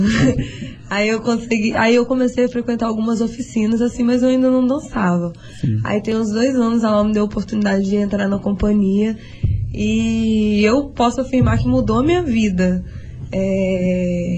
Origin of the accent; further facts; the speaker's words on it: Bom Jesus do Itabapoana, Rio de Janeiro, Brazil; moved away; Eu não sou daqui, eu vim do interior do Rio de Bom Jesus